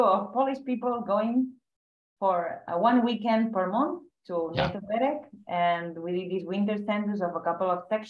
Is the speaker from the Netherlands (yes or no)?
no; Catalonia, Spain; we spent the whole summer so catching bats in many cave systems, nearby these hydroelectric plants, power plants here in Catalonia